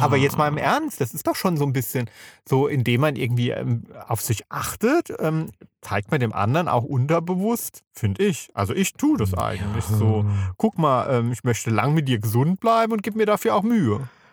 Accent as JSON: {"language": "German", "town": "Kaiserslautern", "region": "Rhineland-Palatinate", "country": "Germany", "tie": "born or raised there", "said": "ich bin ja in Karlslaudern geboren"}